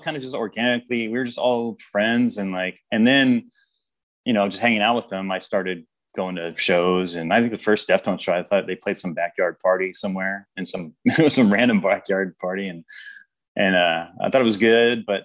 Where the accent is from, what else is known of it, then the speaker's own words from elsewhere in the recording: Sacramento, California, United States; I grew up in South Sacramento